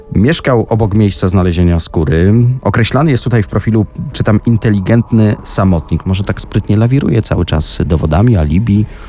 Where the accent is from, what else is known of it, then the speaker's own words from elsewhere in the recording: Tarnów, Lesser Poland, Poland; okolice mojego rodzinnego miasta Tarnowa